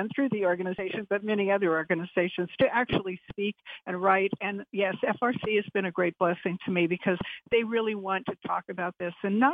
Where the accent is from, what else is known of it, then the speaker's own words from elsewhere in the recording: California, United States; moved away as an adult; also born or lived in Israel; I was from California originally. I grew up, born and raised there.